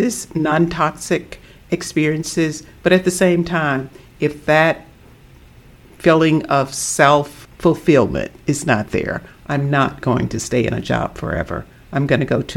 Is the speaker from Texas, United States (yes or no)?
no; Southeast Arkansas, United States; growing up in Southeast Arkansas